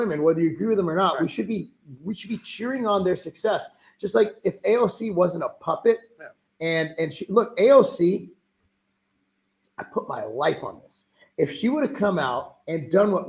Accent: Los Angeles, California, United States; moved away; I'm a Jew from Los Angeles

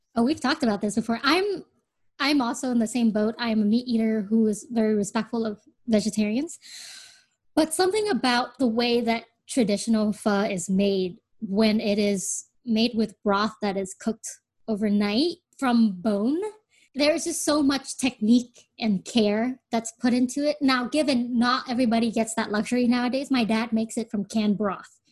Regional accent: United States

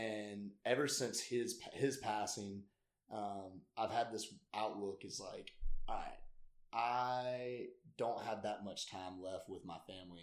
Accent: Greenville, South Carolina, United States; also born or lived in Atlanta / Clemson; I was born and raised in Greenville.

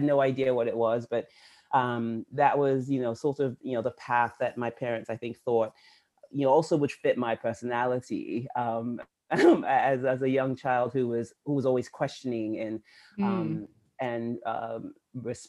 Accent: Benin City, Edo, Nigeria; now in United States; I'm from Nigeria, which is and I'm from Benin City, Edo State

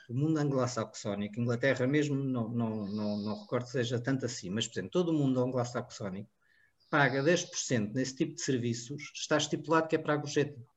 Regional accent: Portugal; eu sou português. Eu não sou alemão nem inglês.

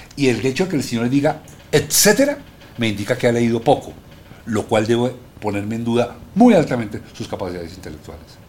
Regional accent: Colombia; somos muy cachacos

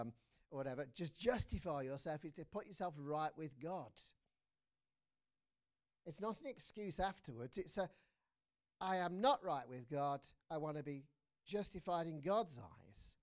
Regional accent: England, United Kingdom; as an Englishman

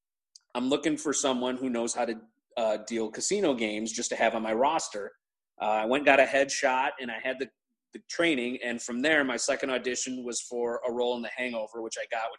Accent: Chicago, Illinois, United States; I grew up in Chicago area, the suburbs of Chicago

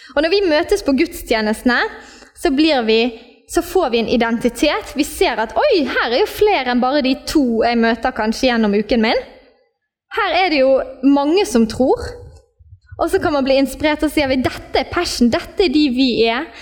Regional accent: Norway; Vi ble født i Norge, og vi ble norske statsborgere

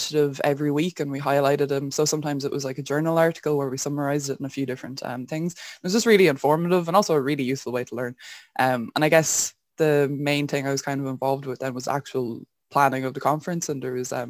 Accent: Wexford, Leinster, Ireland; I'm from Wexford

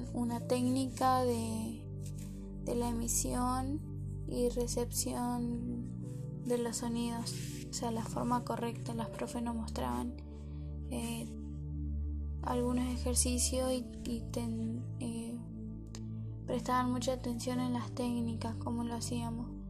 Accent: Formosa, Argentina; now in Comodoro Rivadavia, Argentina; soy de Formosa y hace varios años que vivo en Comodoro Rivadavia

